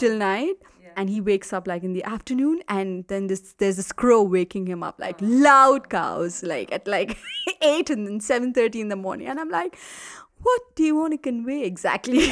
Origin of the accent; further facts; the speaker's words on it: Malayali, Kerala, India; moved away as an adult; now in Rwanda; I'm South Indian by origin. Uh, I'm a Malayali